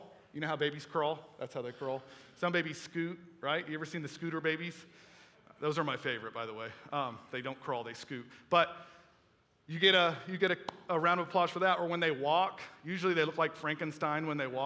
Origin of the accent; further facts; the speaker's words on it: Melbourne, Florida, United States; I went to high school over at Melbourne High School